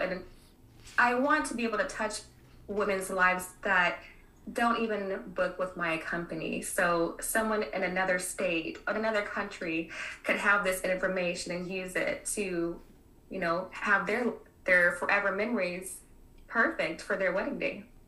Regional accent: Kansas City, United States; also born or lived in Miami; now in Texas, United States; coming from the Midwest, I was born in Kansas City

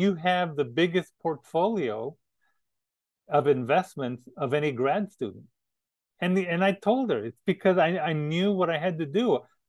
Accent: the West, United States; moved away; I was from the West too

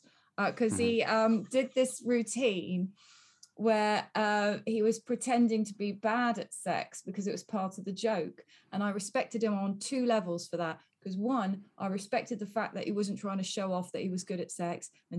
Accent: near Yeovil, South West England, United Kingdom; moved away; I grew up near Yeovil.

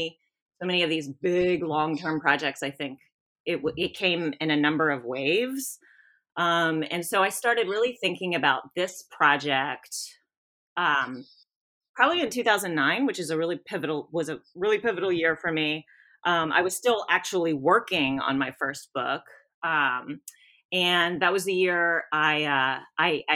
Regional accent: South Louisiana, United States; moved away as an adult; now in Knoxville, United States; I'm from South Louisiana

